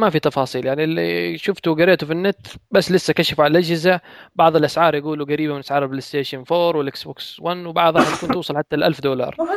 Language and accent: Arabic; Hadhramaut, Yemen; لا شوف انا حضرمي يعني ترى هذه الامور